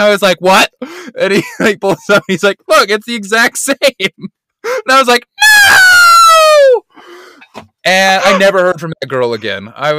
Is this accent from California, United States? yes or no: no; Utah, United States; now in New York, United States; I'm from Utah.